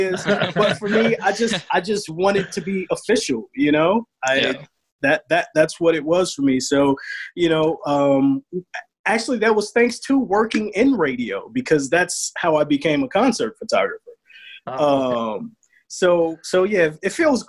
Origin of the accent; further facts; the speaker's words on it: Chicago, Illinois, United States; I'm from the South Side, man.